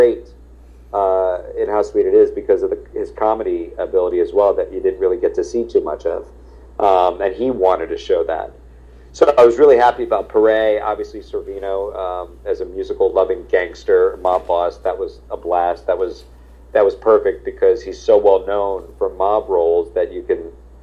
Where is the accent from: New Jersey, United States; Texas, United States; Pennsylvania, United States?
New Jersey, United States; Marlton; I'm a Jew from Jersey.